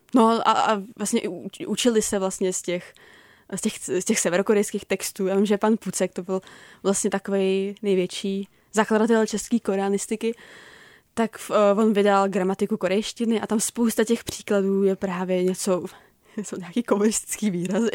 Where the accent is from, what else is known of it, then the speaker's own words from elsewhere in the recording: Prague, Czechia; já jsem jako z Prahy